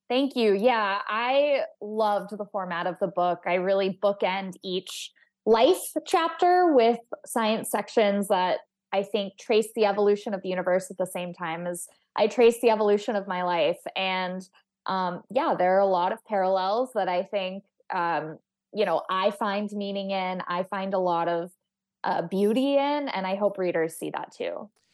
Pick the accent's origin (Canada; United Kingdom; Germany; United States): United States; Texas; I grew up in Texas